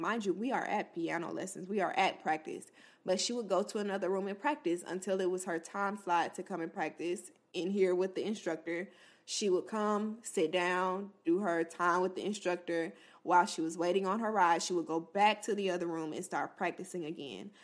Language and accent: English; Florida, United States; an H B C U in Florida, my home state